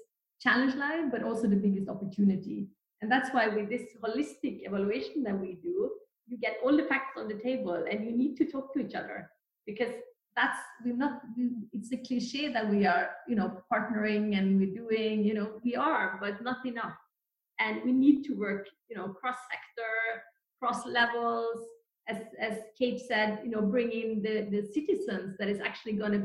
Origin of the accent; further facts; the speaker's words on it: Norway; I'm from Norway